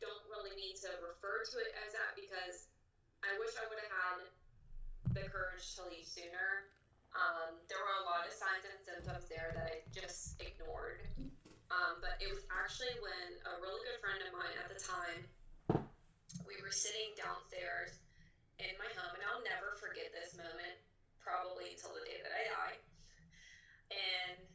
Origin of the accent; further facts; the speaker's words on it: Pittsburgh, Pennsylvania, United States; also born or lived in Charleroi, Pennsylvania; I'm from Pittsburgh, Pennsylvania